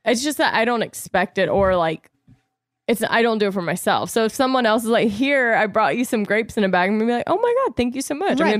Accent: the South, United States; accent: Southern; And of course, my accent was probably so Southern at the time.

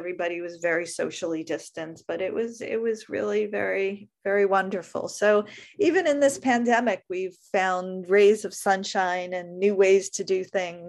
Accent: Brooklyn, New York, United States; it's a lot bigger than the 2-bedroom, 1-bathroom house I grew up in Brooklyn, but it's not palatial by any stretch of the imagination.

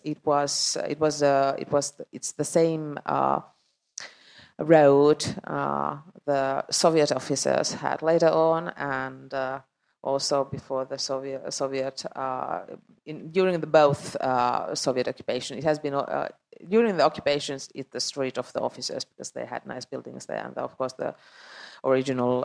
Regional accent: Finland; English is a second language; also born or lived in Estonia

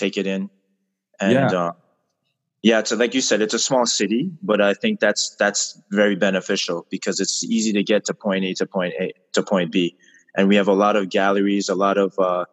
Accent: Montreal, Quebec, Canada; born and raised in Montreal

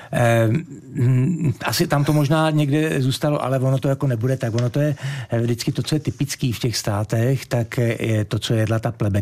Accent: Czechia; also born or lived in Gran Canaria, Spain / Tenerife, Spain; now in Fuerteventura, Spain; byl jsem první vlastně z České republiky za 62 let

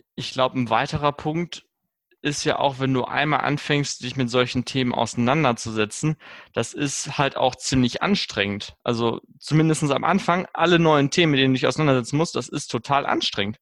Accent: Germany; bei uns in Deutschland

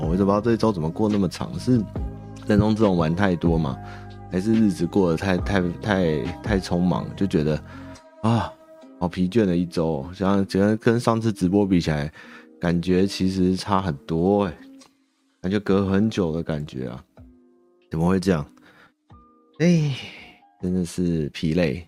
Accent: Taiwan; 我们台湾人

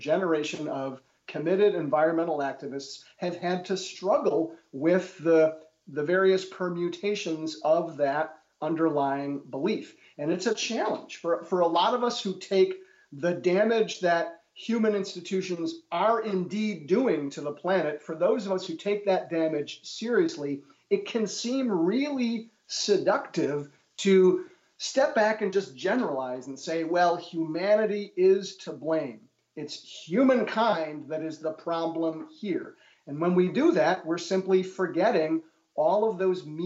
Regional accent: Milwaukee, Wisconsin, United States; moved away as an adult; also born or lived in Germany; it's also my hometown. I'm a rare example of an academic who managed to get a job as a professor in his hometown

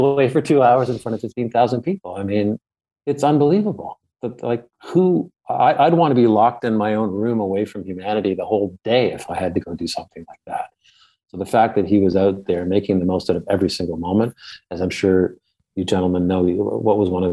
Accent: Ottawa, Ontario, Canada; I grew up in Ottawa, Canada, the capital of Canada.

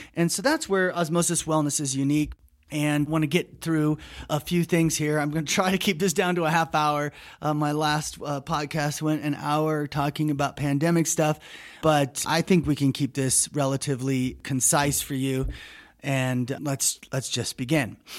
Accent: United States; speaking as an American

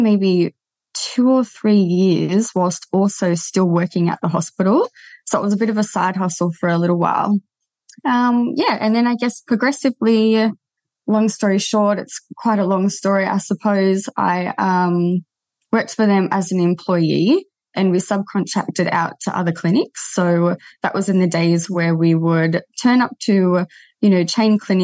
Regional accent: Terrigal, New South Wales, Australia; Came back to my hometown

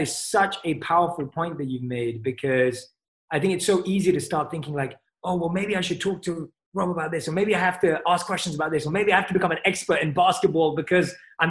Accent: England, United Kingdom; I'm from England. Like, you know, football, soccer is my sport.

